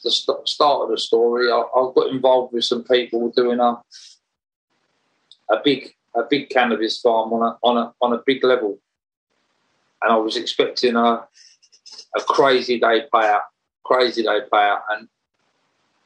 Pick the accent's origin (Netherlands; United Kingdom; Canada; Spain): United Kingdom; Romford, London; I was born in Rush Green in Romford, and I was brought up by my mum